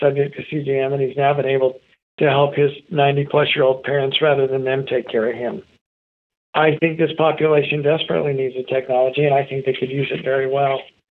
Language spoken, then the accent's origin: English; Idaho, United States; In fact, I got a note that I grew up in Idaho.